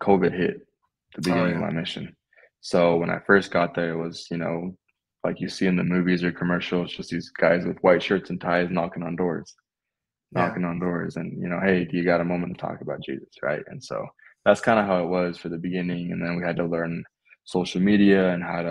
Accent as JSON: {"language": "English", "town": "West Valley City", "region": "Utah", "country": "United States", "tie": "born or raised there", "also_born_or_lived": "Australia / Florida", "moved": "as an adult", "lives_now": "Idaho, United States", "said": "I'm originally from Utah, from West Valley. So it's near downtown Utah, Salt Lake City area"}